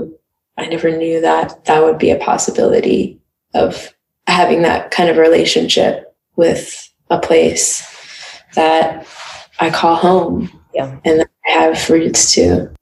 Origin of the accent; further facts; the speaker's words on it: North Carolina, United States; Stayed in the South for a bit until moving up north.